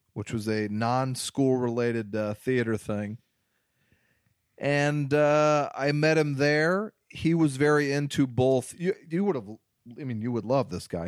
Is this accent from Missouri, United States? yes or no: yes; Missouri, United States; When I was growing up in Missouri